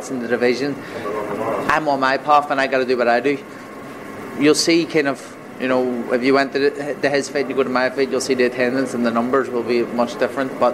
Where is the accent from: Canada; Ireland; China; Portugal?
Ireland; moved away as an adult; now in London, United Kingdom; I'm from Ireland. I have a house in Ireland, but I'm here living in London